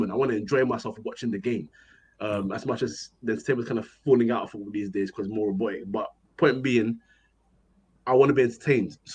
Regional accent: Ghana; I'm, I'm an African boy. I'm Ghanaian.

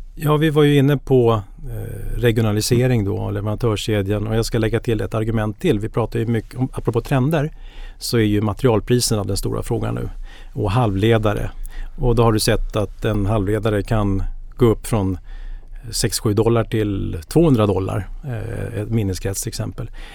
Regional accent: Danderyd, Stockholm County, Sweden; jag är uppväxt norr om Stockholm i Danderyd

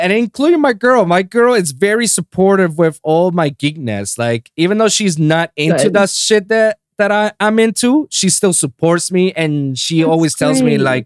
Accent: Puerto Rico; English is a second language; moved away as an adult; now in Miami, United States; I was born and raised in Puerto Rico

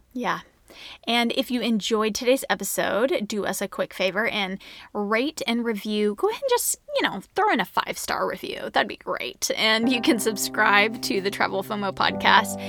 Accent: Oklahoma, United States; now in Dallas, United States; we're from Oklahoma

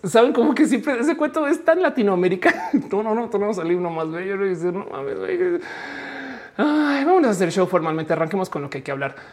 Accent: Colombia; Freddy y yo pues, nos criamos en Colombia.

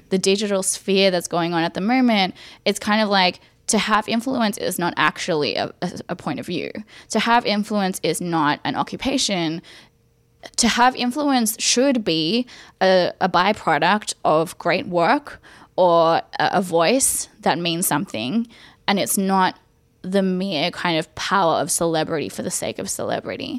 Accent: Sydney, New South Wales, Australia; me growing up in Australia

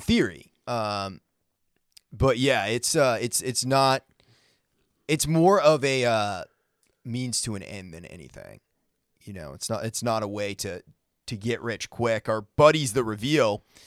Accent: New England, United States; now in Nashville, United States; I grew up in New England

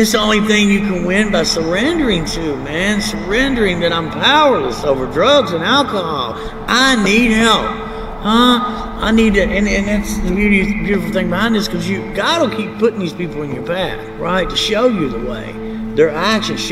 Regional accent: Lexington, Kentucky, United States; now in Versailles, United States; I grew up in Lexington, Kentucky, a little place called Irishtown.

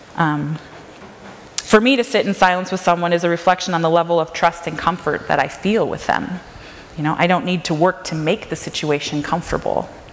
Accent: Minnesota, United States; also born or lived in Calgary, Alberta, Canada; now in Washington, United States; I grew up in Minnesota, and I've gradually made this trek like up and over to this area

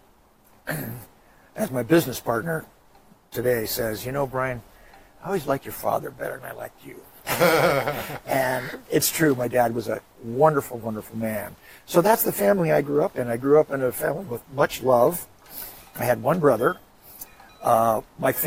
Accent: Los Angeles, California, United States; now in Santa Barbara, United States; I was born and raised in Los Angeles

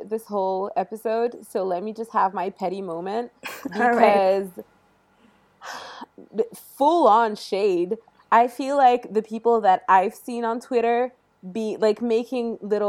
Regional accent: Morocco; I grew up in Morocco, so I did study Arabic in school

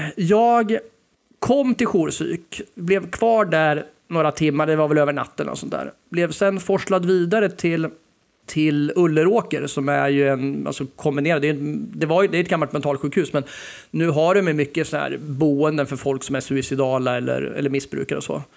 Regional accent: Fällingsbro, Örebro County, Sweden; moved away as an adult; also born or lived in Hallsta / Västerås; jag är uppväxt i Fällingsbro

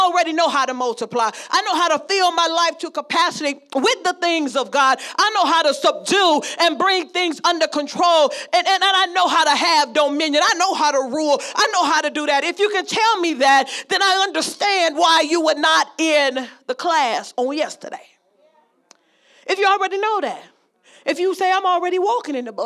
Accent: Las Vegas, Nevada, United States; I'm from Vegas.

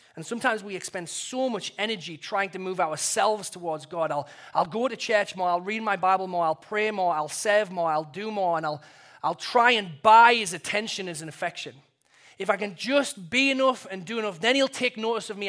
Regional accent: England, United Kingdom; When I first became a Christian, uh, in growing up in England

